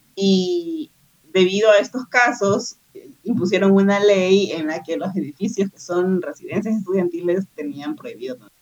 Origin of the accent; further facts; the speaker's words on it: Ecuador; moved away; soy de Ecuador